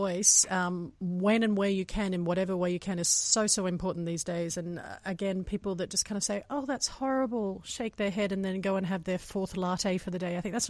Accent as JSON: {"language": "English", "country": "Australia", "said": "I'm Australian, so it was heartbreaking for me to watch my country burn"}